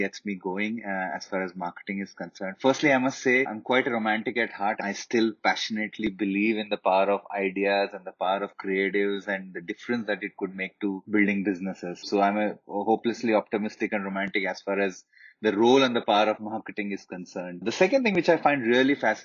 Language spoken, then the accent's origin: English; Hyderabad, Telangana, India; also born or lived in Lucknow; I come from Hyderabad, and all Hyderabadi boys